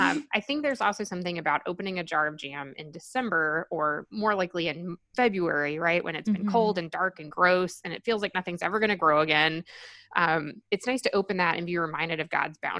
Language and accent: English; Arkansas, United States; now in Washington, D.C., United States; I grew up in the South and I grew up in a small-ish city